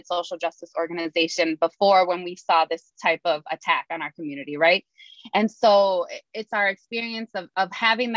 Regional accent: Milwaukee, Wisconsin, United States; All three of us are Milwaukee natives, born and raised. Rafi, born and raised on Milwaukee's north side. I grew up here on the south side of Milwaukee.

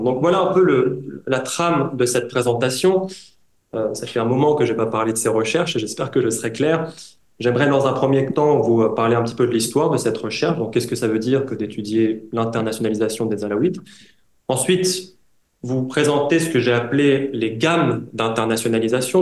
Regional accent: France; also born or lived in Syria; je suis moi-même syrien d'origine, syrien halawite, j'ai grandi en France

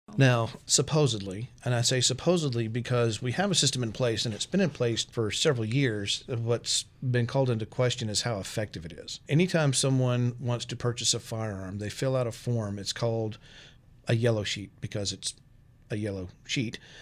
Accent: Texas, United States; moved away as an adult; also born or lived in Arkansas; now in Storm Lake, United States; I'm from Texas. I've lived in Texas and Arkansas

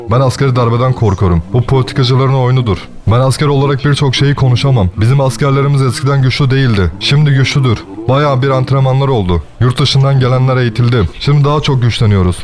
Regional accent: Ukraine; Ben Ukraynalıyım.

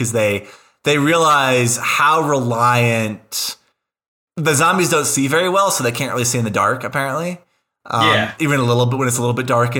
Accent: United States; as an American

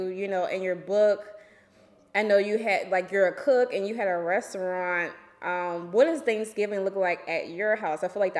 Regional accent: New Orleans, Louisiana, United States; but I'm originally from New Orleans.

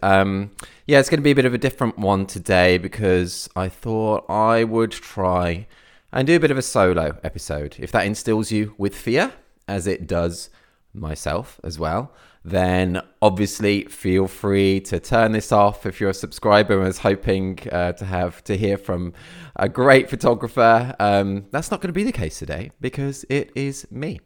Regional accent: near Birmingham, West Midlands, United Kingdom; now in Cornwall, United Kingdom; I originally, I came from the Midlands, near, near Birmingham. That's where I grew up

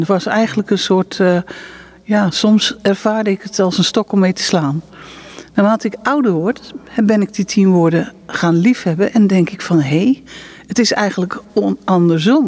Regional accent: Netherlands; moved away as an adult; now in Israel; we komen natuurlijk uit Nederland

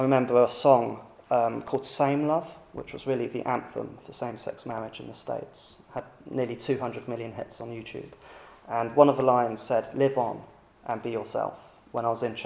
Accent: United Kingdom; Being British

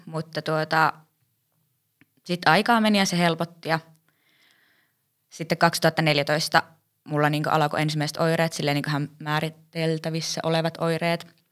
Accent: Rovaniemi, Lapland, Finland; olen Rovaniemeltä.

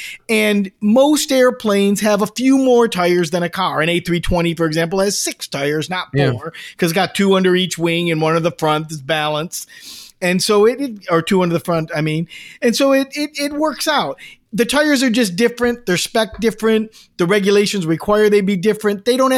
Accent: Taberg, New York, United States; It's Taberg, and I was born in Taberg.

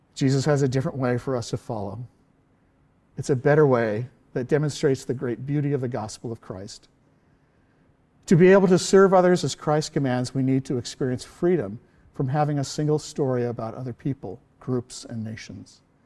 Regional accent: southern Orange County, California, United States; where I went to high school in southern Orange County

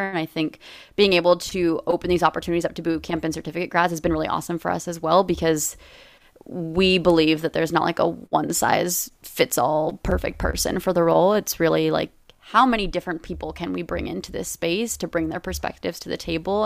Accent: Los Angeles, California, United States; moved away as an adult; I'm from Los Angeles. I came back home

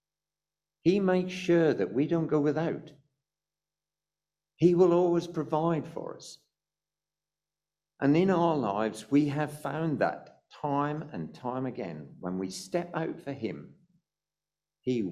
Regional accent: United Kingdom; also born or lived in South Africa; we're British

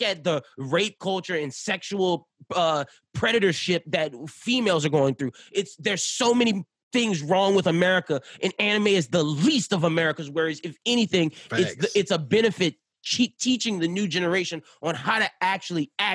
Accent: United States; As an American person

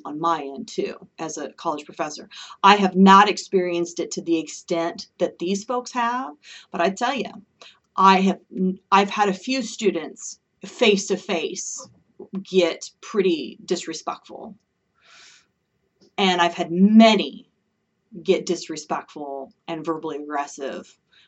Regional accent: Oregon, United States; moved away; I'm originally from Oregon

